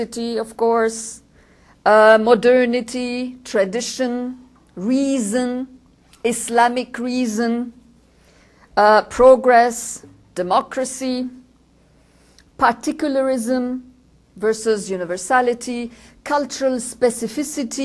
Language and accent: English; Lebanon; George and I come from Lebanon